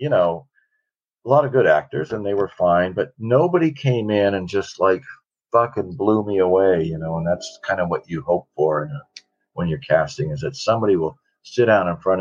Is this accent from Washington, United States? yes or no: yes; Washington, United States; growing up in Washington and hunting and fishing and eating wild game